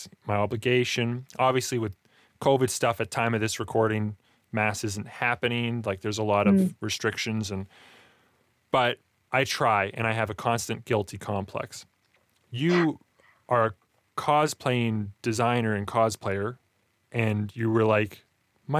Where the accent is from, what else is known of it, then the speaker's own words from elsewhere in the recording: Alberta, Canada; I grew up in Alberta, Canada.